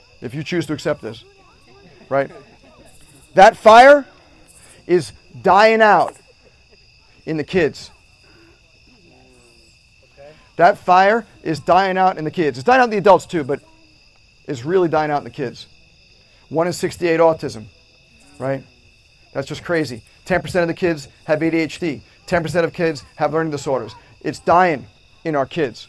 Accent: New York, United States; I'm from New York, so I was going to SUNY Albany.

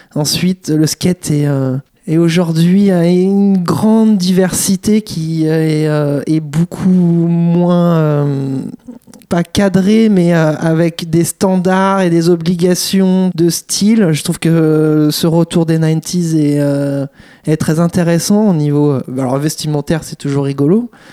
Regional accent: France; on est français

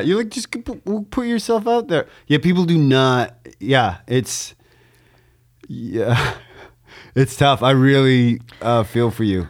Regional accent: Canada; as a Canadian

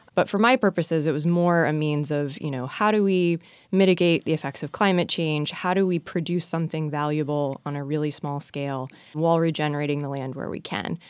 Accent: Oklahoma, United States; moved away as an adult; also born or lived in North Carolina; now in Virginia, United States; I'm actually from Oklahoma

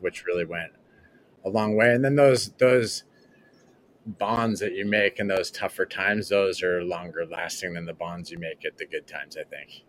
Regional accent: United States; moved away as an adult; now in Canoa, Ecuador; I love America and I love being American.

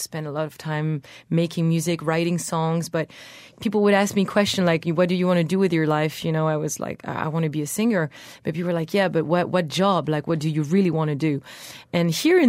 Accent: Brittany, France; English is a second language; I was born in Brittany, which is the Celtic territory in France.

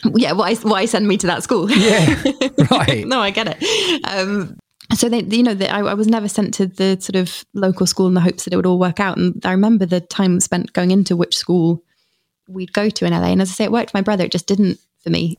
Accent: Stratford-upon-Avon, West Midlands, United Kingdom; also born or lived in Snitterfield; I grew up in Stratford upon Avon

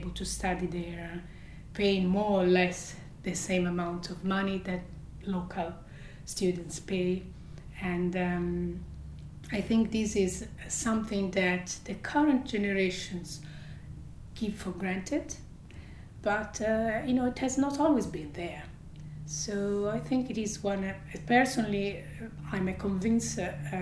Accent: Italy; moved away as an adult; also born or lived in Belgium / United Kingdom; I'm an Italian citizen who has studied abroad

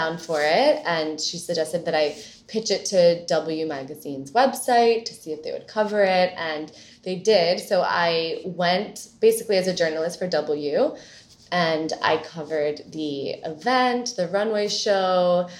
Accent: New York, United States; And I grew up here in New York. So my mother is Colombian, my father is American.

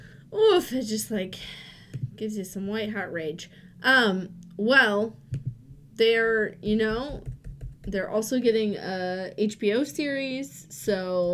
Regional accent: Minnesota, United States; I'm from Minnesota

